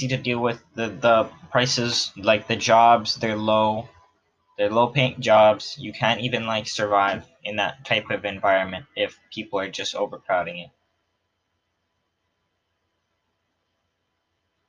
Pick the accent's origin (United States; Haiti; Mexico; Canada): Canada; Considering I'm a Canadian, I understand some stereotypes because I get called like, oh, you say a boot weird